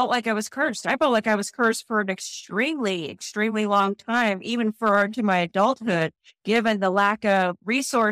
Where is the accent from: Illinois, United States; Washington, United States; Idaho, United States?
Idaho, United States; Boise; I'm from Boise, Idaho. So born and raised in Boise, Idaho.